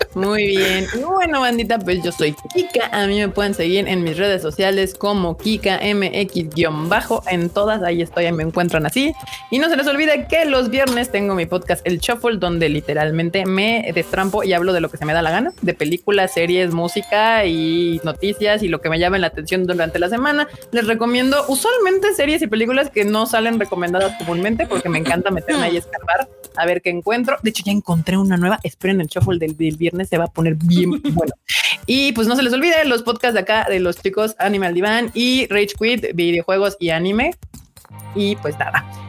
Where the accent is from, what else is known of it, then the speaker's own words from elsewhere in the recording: Mexico; como mexicanos